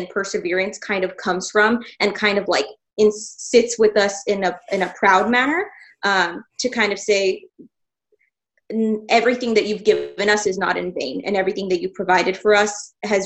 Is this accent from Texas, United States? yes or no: yes; El Paso, Texas, United States; moved away as an adult; now in Dallas, United States; I also born and raised in El Paso, went to Socorro High School and moved up here.